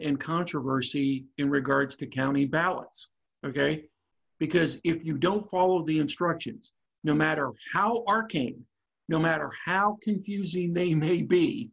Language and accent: English; Pennsylvania, United States; now in Virginia, United States; My home state of Pennsylvania